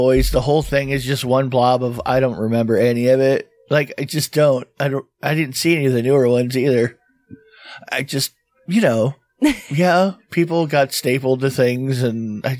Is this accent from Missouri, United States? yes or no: no; Florida, United States; I grew up in Florida.